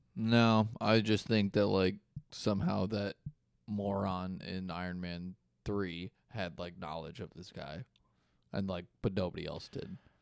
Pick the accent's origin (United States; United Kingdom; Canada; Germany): United States; Des Moines, Iowa; I'm fucking from Des Moines, Iowa.